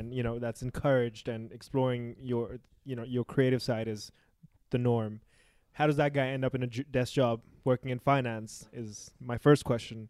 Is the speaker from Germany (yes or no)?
no; Pakistan; I come from Pakistan